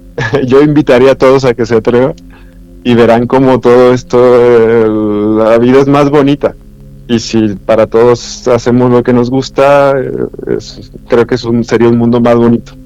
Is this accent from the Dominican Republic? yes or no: no; Mexico; soy mexicano